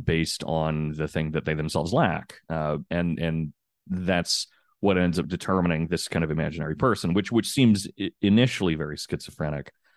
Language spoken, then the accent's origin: English; United States; as an American